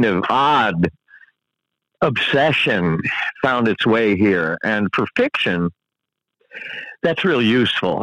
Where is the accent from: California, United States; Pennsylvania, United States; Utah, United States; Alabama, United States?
California, United States; Southern; born or raised there; also born or lived in Buffalo, New York